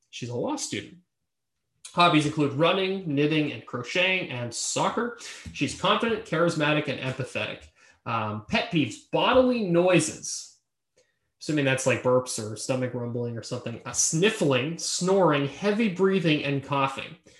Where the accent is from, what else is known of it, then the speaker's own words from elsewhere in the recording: Boston, Massachusetts, United States; I'm from Boston